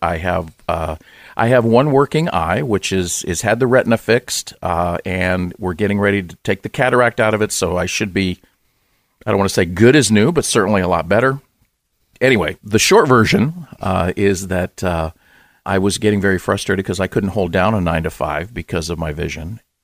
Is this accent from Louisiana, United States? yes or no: no; Los Angeles, California, United States; I grew up in Southern California, in, uh, Los Angeles, in the San Fernando Valley